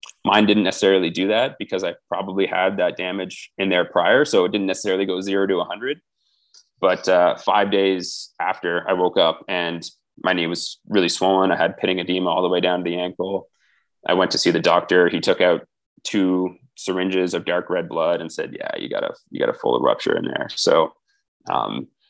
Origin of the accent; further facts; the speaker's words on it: Ottawa, Ontario, Canada; moved away as an adult; also born or lived in Ohio, United States; now in Armenia; it was my hometown too